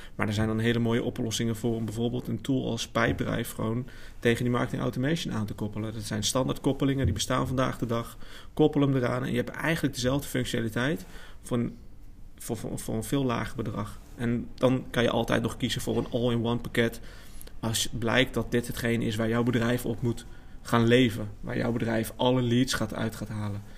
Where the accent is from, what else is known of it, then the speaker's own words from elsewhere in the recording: Amersfoort, Utrecht, Netherlands; kom uit Amersfoort, geboren en getogen.